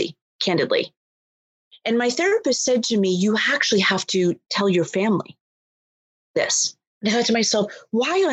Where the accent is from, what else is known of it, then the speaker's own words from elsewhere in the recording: Boston, Massachusetts, United States; I'm born and raised in Boston